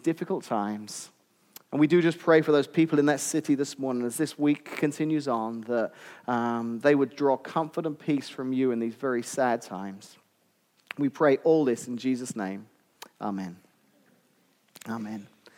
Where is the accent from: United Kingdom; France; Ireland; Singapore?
United Kingdom; England; moved away as an adult; now in Washington, United States; I'm actually from England originally.